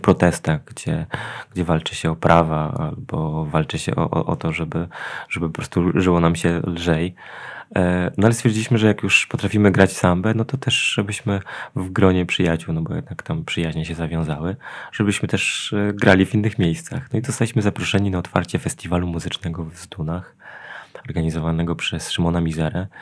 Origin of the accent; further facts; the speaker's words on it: Janowiec Wielkopolski, Kuyavian-Pomeranian Voivodeship, Poland; also born or lived in Poznań; w Janowcu, czyli tam, gdzie, gdzie mieszkam, gdzie jest moje rodzinne miasto